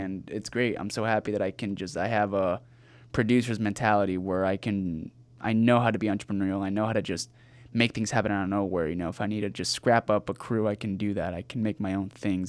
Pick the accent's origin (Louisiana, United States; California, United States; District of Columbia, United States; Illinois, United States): California, United States; Rancho Cucamonga; also born or lived in La Puente, California; I grew up in Rancho Cucamonga, California